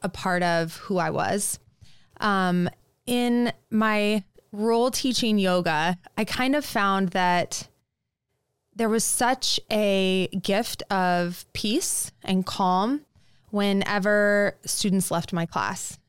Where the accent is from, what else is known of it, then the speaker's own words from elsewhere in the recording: Lincoln, Nebraska, United States; also born or lived in New York; I grew up in Lincoln